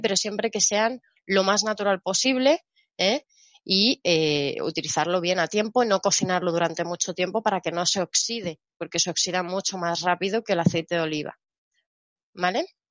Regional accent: Spain; yo soy española

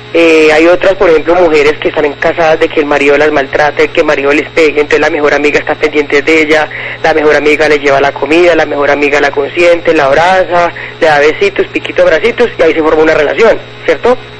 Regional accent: Antioquia, Colombia; now in Cali, Colombia; yo soy antioqueña, de Antioquia, pero llevo pues mucho tiempo viviendo aquí en Cali, unos 15 años más o menos

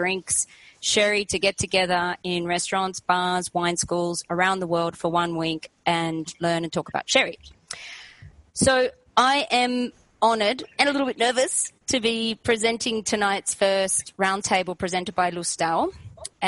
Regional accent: Australia; moved away as an adult; now in Spain; I'm Australian, but I've been living here in my father's country, Spain, for the last 8 years

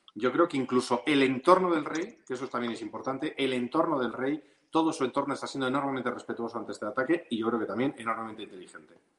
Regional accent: Ceuta, Spain; moved away; como ceutí de nacimiento y con la relación que he tenido a lo largo de los años con aquella ciudad que me vio nacer

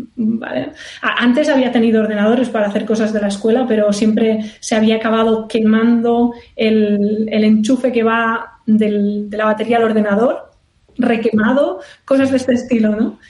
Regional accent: Barcelona, Catalonia, Spain; moved away as an adult; also born or lived in Indiana, United States / California, United States; ahora soy de Barcelona y ahora estoy en Barcelona.

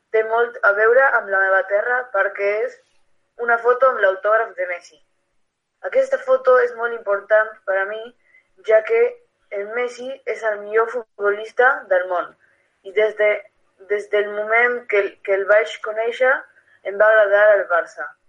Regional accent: Argentina; Catalan is a second language; now in Barcelona, Spain; sóc argentí

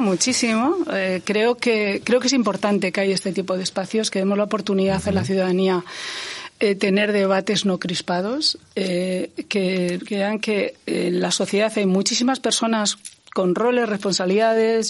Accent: Ourense, Galicia, Spain; yo he nacido en Galicia, yo he nacido en Orense

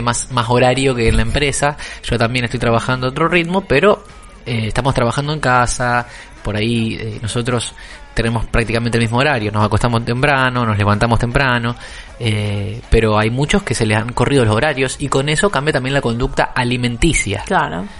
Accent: Argentina; hablo como argentino, no, no puedo hablar con otro

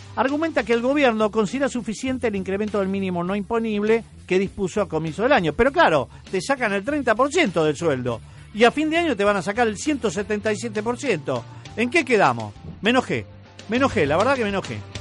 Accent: Argentina; somos todos los argentinos

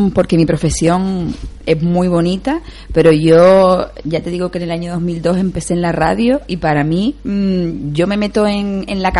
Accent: Las Palmas, Canary Islands, Spain; aquí en Gran Canaria los que vivimos en Las Palmas somos de Las Palmas

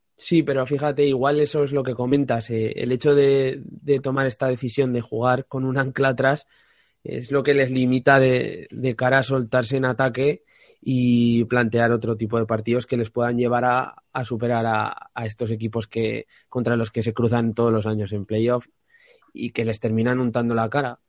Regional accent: Spain; como español

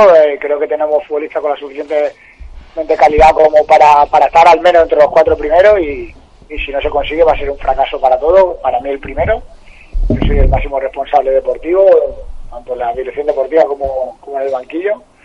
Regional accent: Arroyo de San Serván, Extremadura, Spain; club de mi pueblo

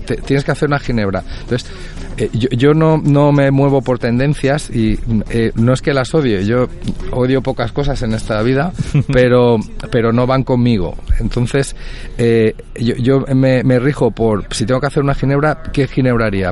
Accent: Puçol, Valencian Community, Spain; yo soy de Puzol

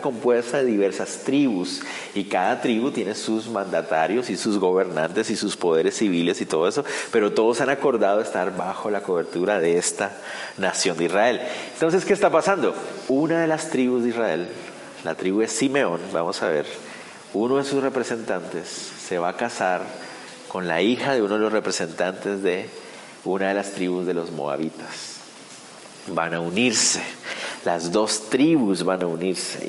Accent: Guatemala; para nosotros como guatemaltecos

